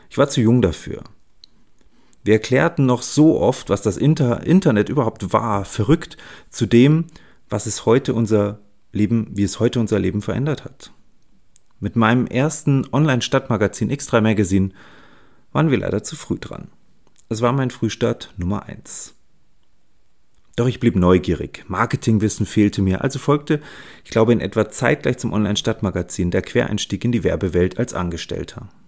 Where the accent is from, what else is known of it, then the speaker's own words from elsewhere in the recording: Munich, Bavaria, Germany; ich bin 45 Jahre alt und lebe in München. Und ja, ich bin ein Münchner Kindl mit Regenbogenflagge.